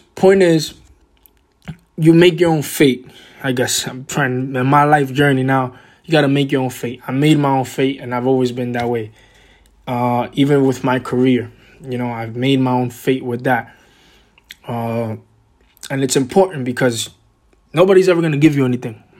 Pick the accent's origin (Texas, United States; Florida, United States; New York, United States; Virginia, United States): New York, United States; New York City; also born or lived in Boston; I was born and raised in Washington Heights, which is a, a kind of a small neighborhood in Upper Manhattan, uh, in New York City